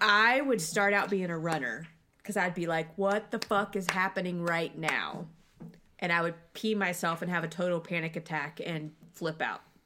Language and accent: English; Cincinnati, Ohio, United States; I am from Cincinnati.